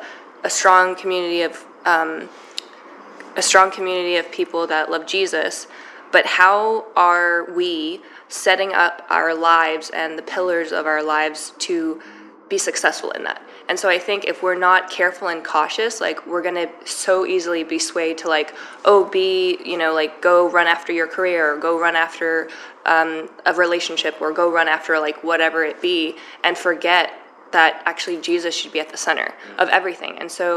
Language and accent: English; New York City, New York, United States; I think, like, one of the challenges as a New Yorker is, like, we're constantly bombarded